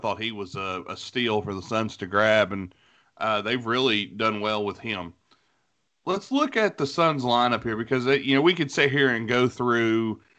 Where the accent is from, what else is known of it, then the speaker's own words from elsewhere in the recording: West Virginia, United States; I'm from West Virginia